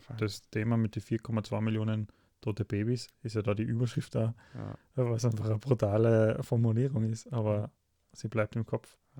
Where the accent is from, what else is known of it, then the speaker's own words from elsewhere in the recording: Austria; bei uns in Österreich